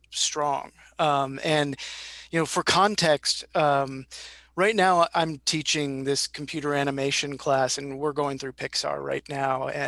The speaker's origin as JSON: {"language": "English", "region": "Midwest", "country": "United States", "said": "as a Midwesterner"}